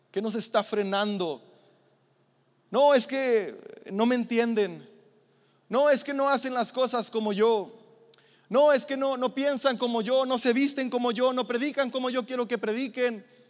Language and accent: Spanish; Mexico; Yo que vengo de Infonavit Casas Chicas